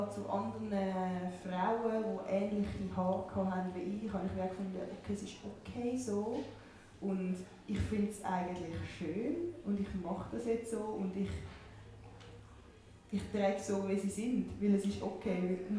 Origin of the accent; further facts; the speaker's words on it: Winterthur, Zurich, Switzerland; für mich ist es definitiv Winterthur. Also ich tue es nicht nur an die Stadt koppeln, sondern so Region, Winterthur.